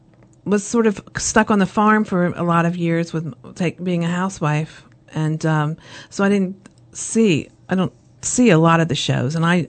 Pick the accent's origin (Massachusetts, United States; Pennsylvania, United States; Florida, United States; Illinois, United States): Pennsylvania, United States; Lancaster County; I was born and raised in Lancaster County, Pennsylvania